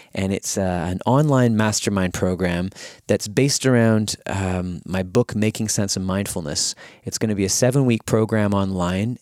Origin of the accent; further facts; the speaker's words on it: Winnipeg, Manitoba, Canada; here in Winnipeg, my hometown